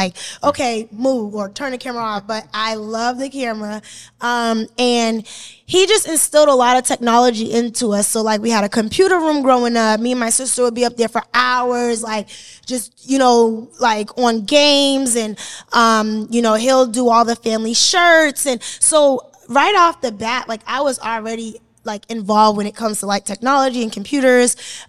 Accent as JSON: {"language": "English", "town": "Boston", "region": "Massachusetts", "country": "United States", "tie": "born or raised there", "said": "Boston, I'm okay. Boston. Okay. I'm like, they say I'm the … Boston, but I also have the Mark Wahlberg Boston because I went to his Boys and Girls Club."}